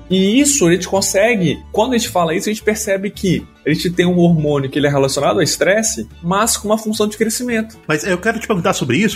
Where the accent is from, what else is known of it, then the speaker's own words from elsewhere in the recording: Pará, Brazil; moved away; eu vim da Amazônia, meu, eu sou, eu sou lá do, do, do Pará.